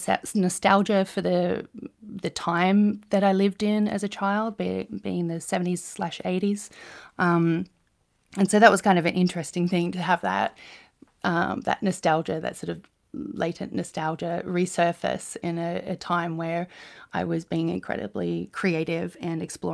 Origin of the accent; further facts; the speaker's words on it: New Zealand; born there; also born or lived in Australia; I was born in New Zealand, but spent about 5 years living in that country.